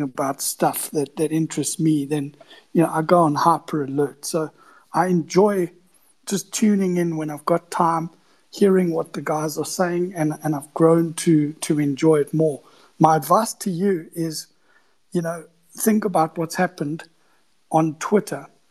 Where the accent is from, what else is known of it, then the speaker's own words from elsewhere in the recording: South Africa; I'm from South Africa, 20 year sell side analyst.